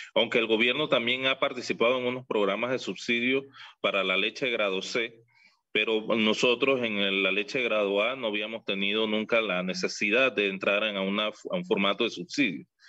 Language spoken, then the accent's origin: Spanish; Panama; nosotros estamos también identificados como panameños